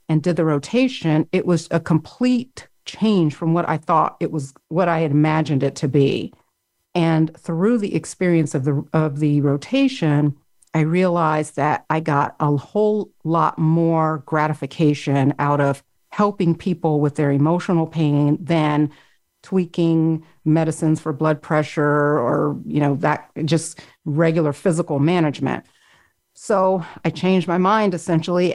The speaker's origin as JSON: {"language": "English", "region": "Florida", "country": "United States", "tie": "born or raised there", "said": "I grew up in Florida, which isn't the deep South, even though it is deeply South geographically, but still it had more of a Southern mentality."}